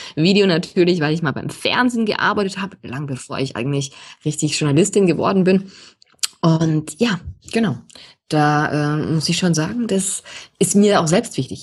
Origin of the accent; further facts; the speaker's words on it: Austria; moved away as an adult; now in Munich, Germany; Also ich bin Österreicherin, auch wenn man es nicht jeden Tag in jedem Vokabel hört